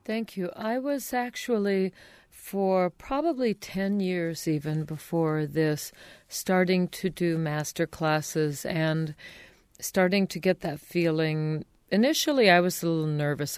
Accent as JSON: {"language": "English", "area": "outside of Los Angeles", "region": "California", "country": "United States", "tie": "born or raised there", "also_born_or_lived": "San Diego", "said": "I was born in San Diego, but raised outside of Los Angeles"}